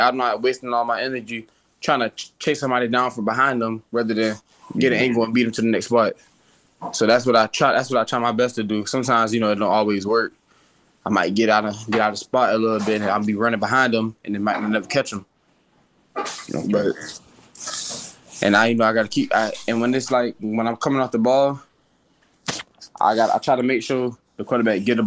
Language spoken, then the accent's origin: English; Savannah, Georgia, United States; I'm from Savannah. You know, I'm from the west side of Savannah, you know. I went to middle school at West Chatham. My little league team was called Village, is where I started